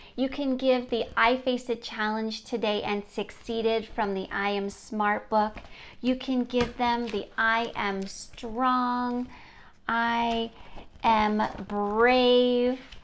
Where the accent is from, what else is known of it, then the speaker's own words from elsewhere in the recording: near Gettysburg, Pennsylvania, United States; I grew up near Gettysburg, Pennsylvania